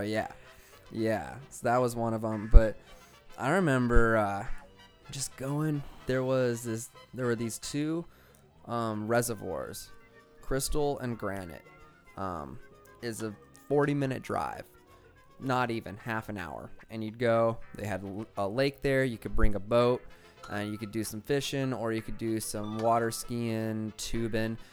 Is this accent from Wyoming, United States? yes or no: yes; Cheyenne, Wyoming, United States; Frontier Days was like the only time you got concerts in my hometown